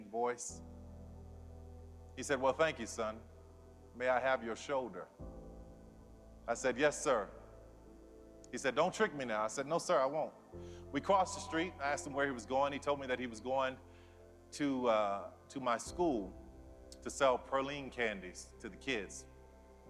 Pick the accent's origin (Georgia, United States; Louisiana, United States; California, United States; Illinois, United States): Louisiana, United States; New Orleans; I grew up in New Orleans